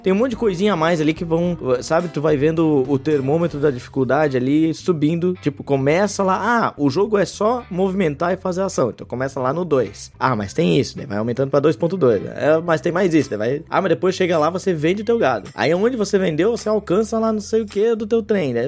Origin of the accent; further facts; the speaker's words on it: Jaraguá do Sul, Santa Catarina, Brazil; eu sou natural de Jaraguá do Sul, uma cidade do norte do estado